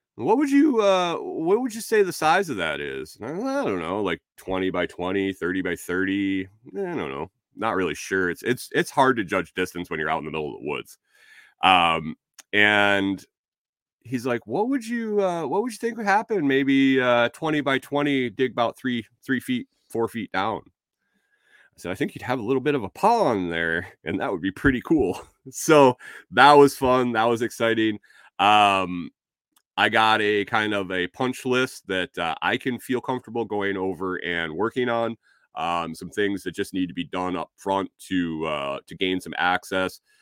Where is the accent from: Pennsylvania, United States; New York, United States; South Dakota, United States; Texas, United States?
New York, United States; moved away; also born or lived in Minnesota; I'm from Minnesota. I grew up in New York, so I got two, uh, I got two different places.